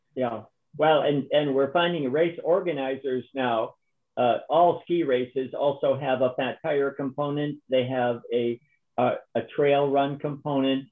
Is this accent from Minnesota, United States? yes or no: yes; Minnesota, United States; also born or lived in Wisconsin; I'm a Minnesotan, so I grew up skating